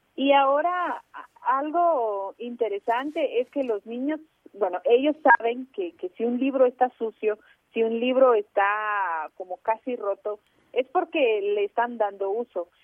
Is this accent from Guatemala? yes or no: yes; Chajul, Quiché, Guatemala; yo soy de la comunidad Ixil, yo nací en Chajul